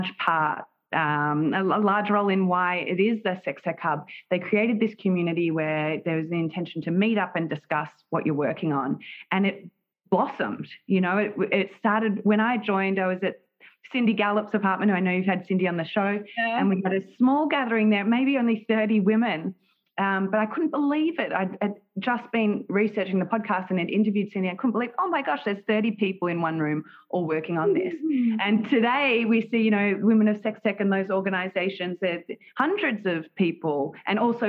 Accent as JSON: {"language": "English", "town": "Melbourne", "region": "Victoria", "country": "Australia", "moved": "as an adult", "lives_now": "United States", "said": "am from Melbourne, Australia"}